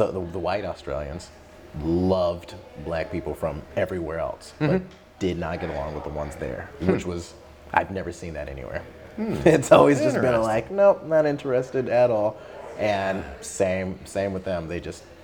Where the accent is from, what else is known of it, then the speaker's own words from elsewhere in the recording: Bay Area, Northern California, United States; moved away as an adult; I was born and raised in the Bay Area